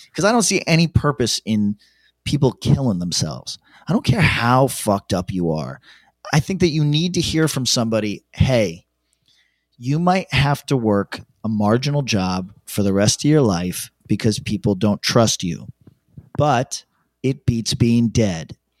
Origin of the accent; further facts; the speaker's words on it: upstate New York, United States; accent: New York twang; an upstate guy, I have slightly more, uh, like, New York twang than most upstate guys